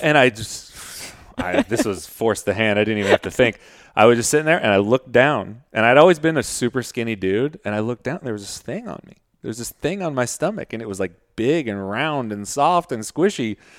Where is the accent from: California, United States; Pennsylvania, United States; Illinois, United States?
California, United States; Modesto; I'm from Modesto in, uh, Central Valley in California